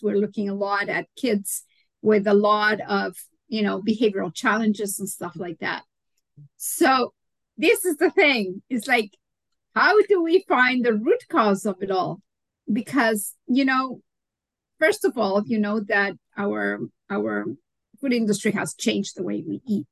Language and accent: English; Mexico; moved away; I'm originally from Mexico